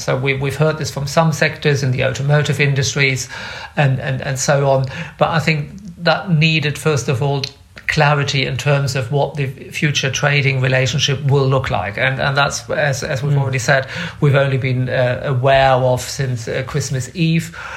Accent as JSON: {"language": "English", "region": "Bremen", "country": "Germany", "also_born_or_lived": "Leeds / New York", "moved": "as an adult", "said": "I am originally from Bremen"}